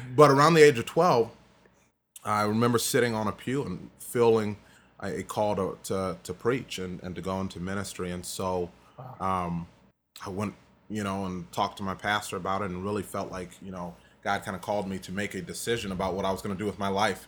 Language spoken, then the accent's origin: English; DeKalb, Illinois, United States; was born in DeKalb, Illinois. Mm-hmm. Um, born and raised.